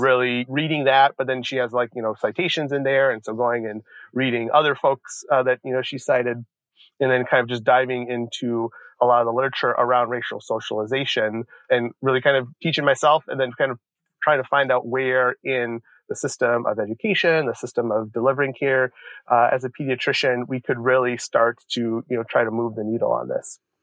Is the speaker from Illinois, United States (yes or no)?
yes; Joliet, Illinois, United States; when I was around six or seven growing up in Joliet, Illinois